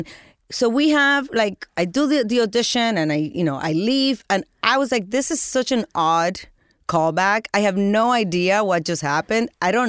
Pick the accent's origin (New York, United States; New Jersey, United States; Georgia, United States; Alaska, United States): New Jersey, United States; I grew up in Jersey, so I thought it was a huge deal to be a part of The Sopranos